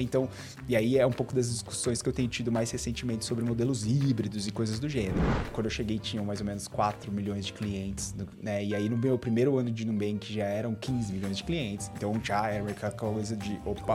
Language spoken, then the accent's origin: Portuguese; Bauru, São Paulo, Brazil; accent: R puxado (caipira r); vocês vão perceber o meu sotaque, o meu R puxado. Uhum. Eu sou de Bauru, eu sou natural de Bauru, né, interior de São Paulo.